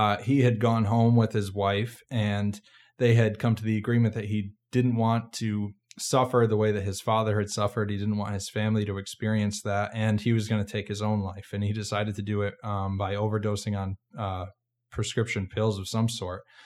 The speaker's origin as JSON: {"language": "English", "region": "Massachusetts", "country": "United States", "moved": "yes", "said": "I'm from Massachusetts originally"}